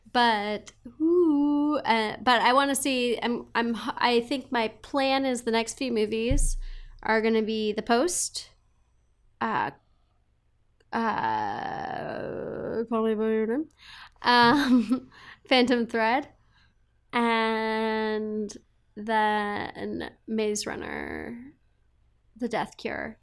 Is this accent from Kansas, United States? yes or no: no; Montana, United States; moved away; also born or lived in Texas / Seattle; growing up in Montana